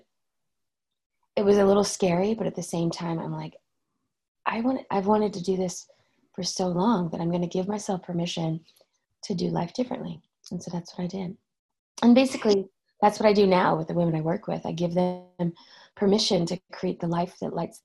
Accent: Oklahoma, United States; moved away; I'm from Oklahoma

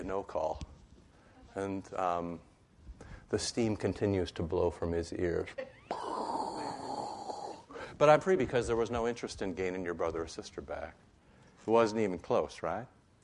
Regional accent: Iowa, United States; I grew up in Iowa

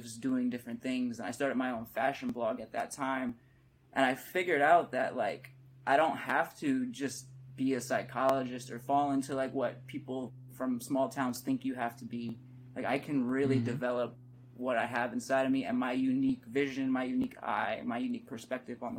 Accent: Allentown, Pennsylvania, United States; now in California, United States; I'm from Allentown, Pennsylvania. I say Philly because it's the most recognizable city, but Allentown, Pennsylvania in the Lehigh Valley, like, you don't typically see artists come out of there

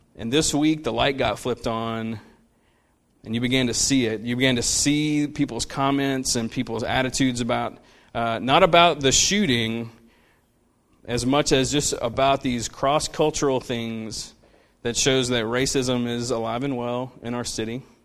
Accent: Central, United States; I grew up, I grew up in Central, which was not the Central that it is now. Like, it was much more of, like, a country town

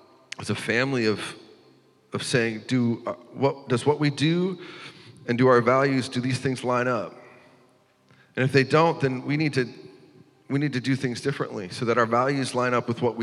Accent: North Dakota, United States; also born or lived in Iowa City; I'm from North Dakota, and most of the time we have snowstorms here

